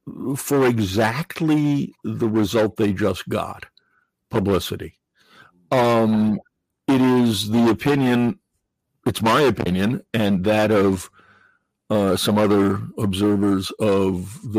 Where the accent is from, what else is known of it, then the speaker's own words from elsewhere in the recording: New England, United States; I grew up in New England.